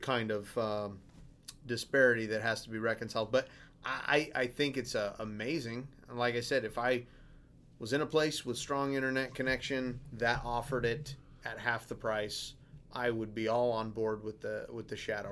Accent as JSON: {"language": "English", "region": "Alaska", "country": "United States", "said": "I'm from Alaska."}